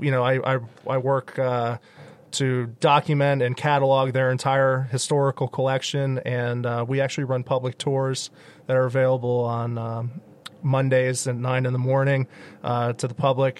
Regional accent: the Poconos, Pennsylvania, United States; moved away as an adult; also born or lived in Boston, Massachusetts / Pittsburgh area; now in Mon Valley, Pennsylvania, United States; I grew up in the Poconos

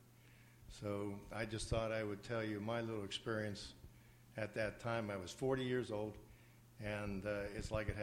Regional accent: McKeesport, Pennsylvania, United States; now in Elizabeth Township, United States; from McKeesport. Now live in Elizabeth Township

